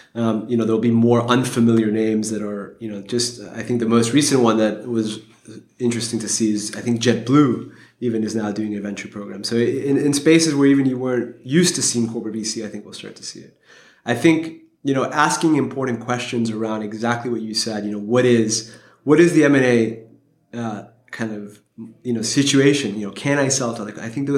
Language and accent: English; Geneva, Switzerland; I'm originally from Geneva, and so I've kind of been surrounded by You know, Geneva is an incredibly international city with the UN there, et cetera.